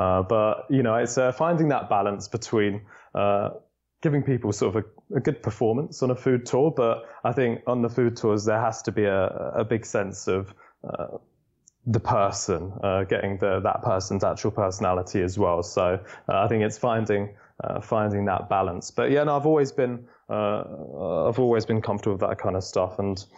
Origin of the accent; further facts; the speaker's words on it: London, United Kingdom; I'm a Londoner, born and bred.